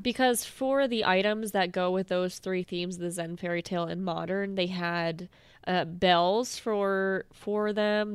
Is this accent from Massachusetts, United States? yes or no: yes; Massachusetts, United States; I'm from Massachusetts